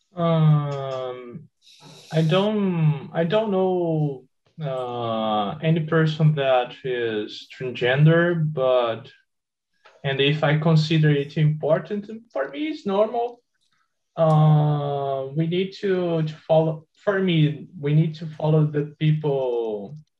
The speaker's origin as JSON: {"language": "English", "town": "Cachoeiro de Itapemirim", "region": "Espírito Santo", "country": "Brazil", "said": "I'm from Cachoeiro, Espírito Santo"}